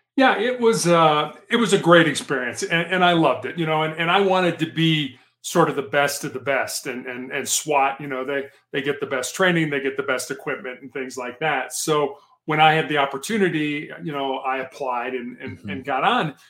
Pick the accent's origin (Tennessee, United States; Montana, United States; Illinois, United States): Illinois, United States; Chicago; also born or lived in Charleston, South Carolina; I, I was uh, born and raised in Chicago